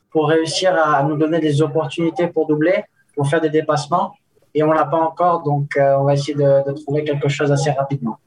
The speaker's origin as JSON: {"language": "French", "town": "Nice", "region": "Provence-Alpes-Côte d'Azur", "country": "France", "tie": "born or raised there", "also_born_or_lived": "Spain", "moved": "yes", "lives_now": "Andorra", "said": "Nice, c'est, c'est une très belle ville. C'est la, la ville où, où j'ai grandi quand, quand j'étais petit"}